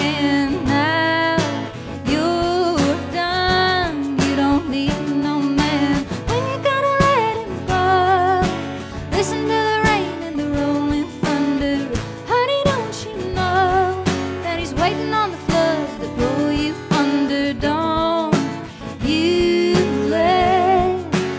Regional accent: Galax, Virginia, United States; growing up in the Appalachian Mountains and what life was like as a child for me

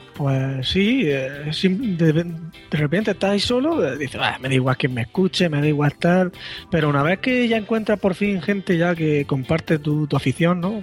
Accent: Murcia, Region of Murcia, Spain; soy de Murcia

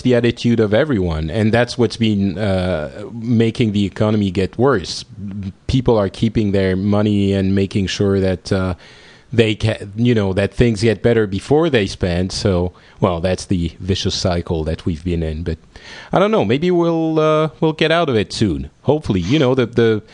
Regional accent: France; our country

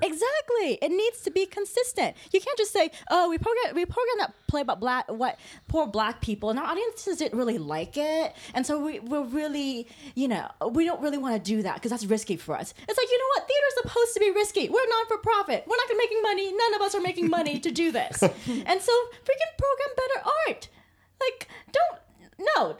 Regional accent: Anaheim, California, United States; moved away; I grew up in California

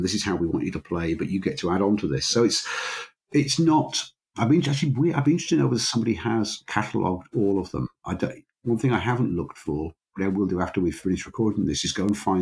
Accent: Grimsby, Yorkshire and the Humber, United Kingdom; I grew up in Grimsby, which is on the north Midlands, east coast of England.

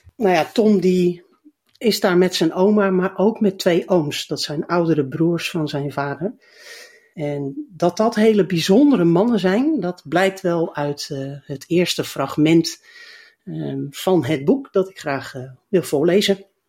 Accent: the west of the Netherlands, Netherlands; Ik kom zelf natuurlijk uit het Westen

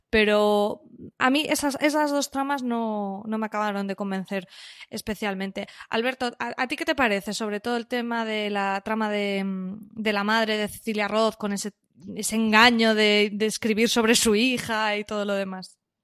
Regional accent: Valencian Community, Spain; yo soy valenciana

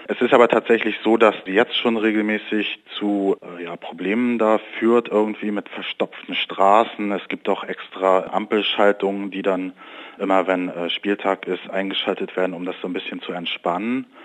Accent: Rostock, Mecklenburg-Vorpommern, Germany; Also ich komme zum Beispiel aus Rostock und ich habe das miterlebt in den 90er Jahren mit Hansa Rostock, als die in der ersten Bundesliga gespielt haben.

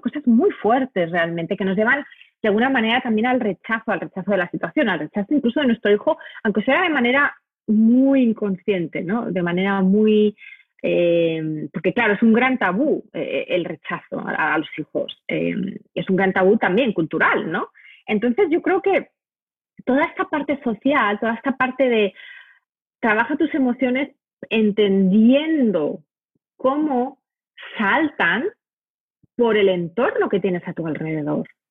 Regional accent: Madrid, Community of Madrid, Spain; moved away as an adult; also born or lived in United States / Africa; Yo soy española de nacimiento, me crié en, Madrid, soy madrileña, pero vine a Estados Unidos a, hacer una maestría

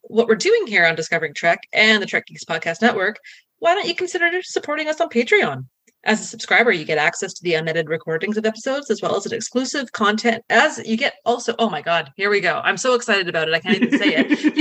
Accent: Canada; I am Canadian

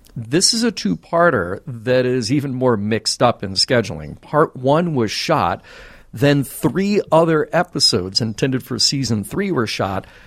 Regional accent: California, United States; Lone Pine, California, in the Alabama Hills. Shout out to my home state

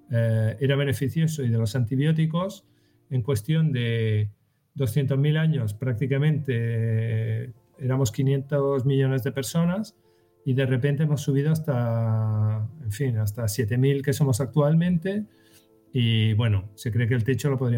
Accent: Western Sahara; also born or lived in Sahrawi refugee camps; yo soy saharaui y estuve, de pequeño estuve en los campamentos de refugiados del Sahara

